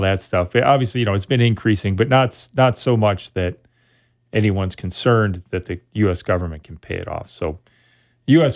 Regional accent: Sun Prairie, Wisconsin, United States; moved away as an adult; also born or lived in Oshkosh, Wisconsin / Montreal, Canada / Eau Claire, Wisconsin; I grew up in Sun Prairie, Wisconsin, outside of Madison.

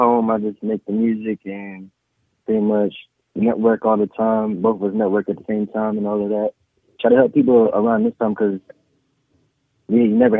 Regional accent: Dallas, Texas, United States; also born or lived in Austin, Texas; originally from Dallas, but I live in Dallas and Austin, Texas, half my life. So I'm from both of those places pretty much.

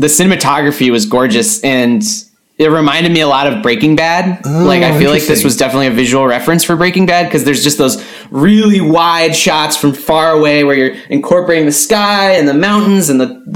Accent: New York City, New York, United States; I grew up in New York City, the exact opposite of paradise.

